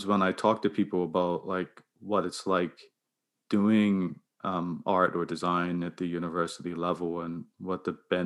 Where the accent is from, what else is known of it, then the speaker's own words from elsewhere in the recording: Bermuda; now in Halifax, Canada; I'm from Bermuda